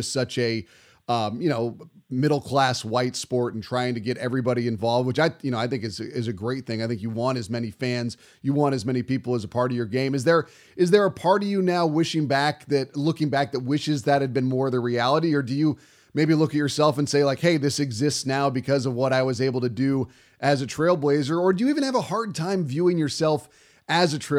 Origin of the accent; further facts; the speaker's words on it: Bay Area, California, United States; growing up in the Bay Area